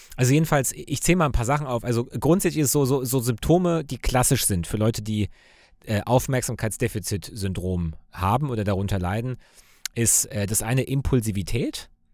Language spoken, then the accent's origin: German; Cologne, North Rhine-Westphalia, Germany; Also ich als Kölner